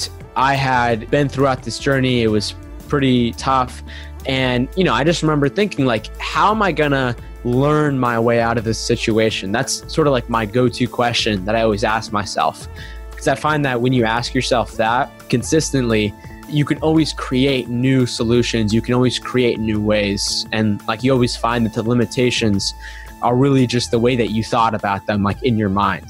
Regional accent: United States; growing up in America

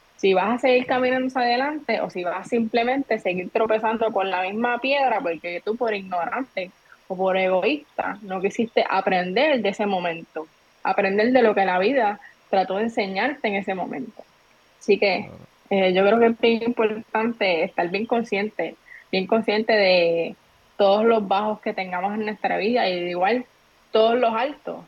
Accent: Trujillo Alto, Puerto Rico; Yo soy de Trujillo Alto

